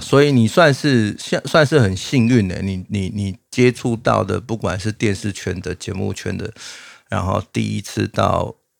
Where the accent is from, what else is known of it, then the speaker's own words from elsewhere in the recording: Taiwan; 然后你跟他讲台湾